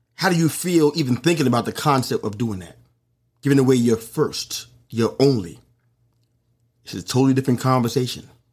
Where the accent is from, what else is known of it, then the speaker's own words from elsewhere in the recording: New York City, New York, United States; it happened in my hometown